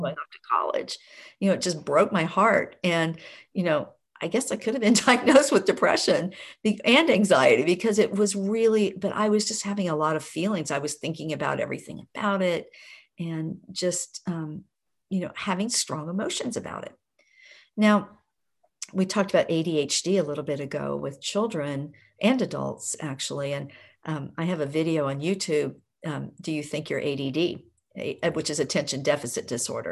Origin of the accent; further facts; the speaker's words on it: Oklahoma, United States; I grew up in Oklahoma in a very rural area.